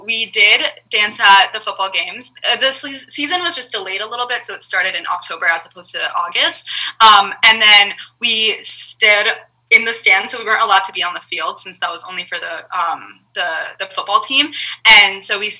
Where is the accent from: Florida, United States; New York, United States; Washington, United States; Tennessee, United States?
New York, United States; New York City; we grew up in Brooklyn, and there was a huge Russian community out there